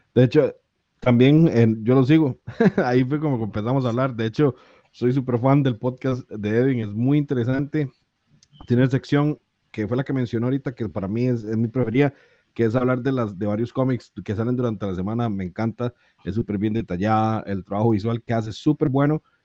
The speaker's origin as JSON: {"language": "Spanish", "country": "Costa Rica", "said": "nosotros en Costa Rica"}